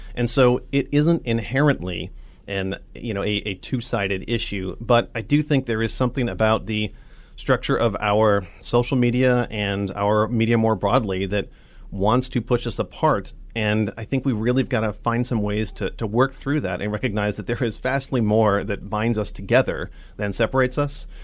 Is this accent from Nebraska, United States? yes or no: yes; Nebraska, United States; I'm from Nebraska originally, um, grew up here